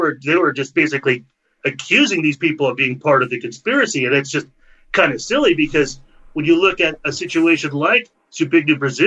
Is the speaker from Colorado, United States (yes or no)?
no; Central California, United States; moved away; also born or lived in Los Angeles / Orange County; I went to my hometown area in Central California